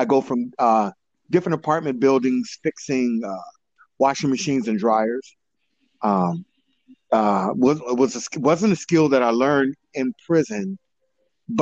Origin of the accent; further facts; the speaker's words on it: Oakland, California, United States; I grew up in Oakland, California, mostly in East and West Oakland